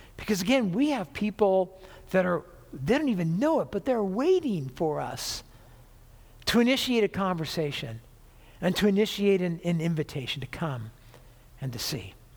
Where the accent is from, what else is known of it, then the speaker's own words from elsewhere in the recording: Orange County, California, United States; now in Washougal, United States; I was born and raised in Orange County, California. But I've lived here most of my life